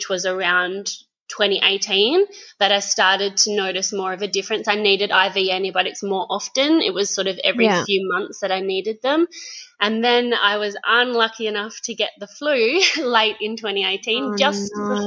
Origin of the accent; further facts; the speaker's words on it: Geraldton, Western Australia, Australia; now in Busselton, Australia; I'm originally from Geraldton, but I've been in Busselton for about 7 years now.